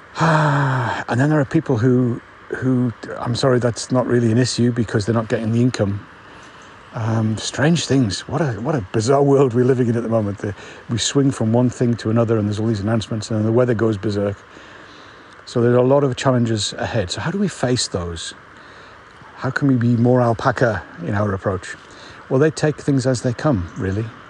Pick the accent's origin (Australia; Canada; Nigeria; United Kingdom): United Kingdom; I'm a Brit